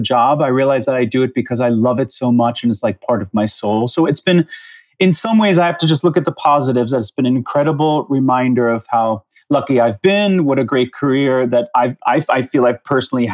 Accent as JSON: {"language": "English", "area": "Long Island", "region": "New York", "country": "United States", "tie": "born or raised there", "also_born_or_lived": "Queens, New York", "said": "I grew up in the New York area. I feel like I'm very much a New Yorker, but I was born in Queens. And by the time I was about five or so, my parents moved to Long Island."}